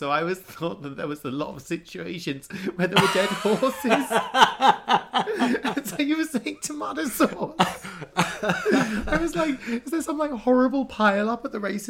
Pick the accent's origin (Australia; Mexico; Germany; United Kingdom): United Kingdom; Norfolk, East of England; I grew up in Norfolk